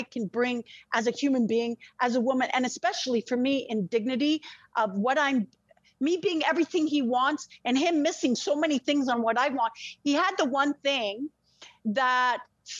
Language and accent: English; Israel; moved away; I'm Israeli, French, and Russian. I was born in Israel near the desert.